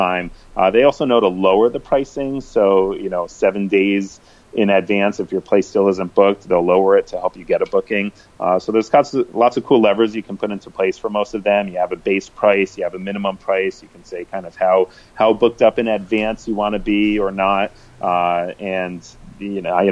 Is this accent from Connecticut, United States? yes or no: yes; Connecticut, United States; now in San Francisco, United States; I'm from the East Coast. I'm from Connecticut